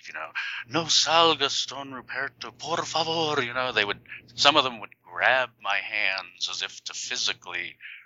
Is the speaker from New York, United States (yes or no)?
yes; New York City, New York, United States; I was born in New York City